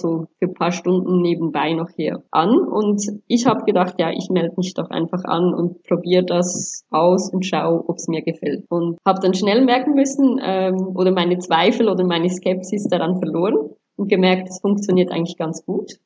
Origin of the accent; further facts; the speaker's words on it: Switzerland; accent: Swiss; moved away as an adult; also born or lived in Angola / Sri Lanka; now in Dubai, United Arab Emirates; ich lebe ja in der Schweiz und ich habe ja auch die Schweizer Einflüsse durch Schule, Freunde, Pateneltern bekommen